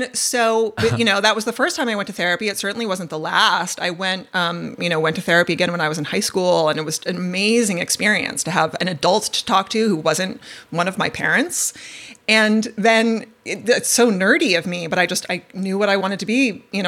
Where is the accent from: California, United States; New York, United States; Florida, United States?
New York, United States; Westchester County; I grew up in Westchester County, the suburbs of New York City in the 1980s.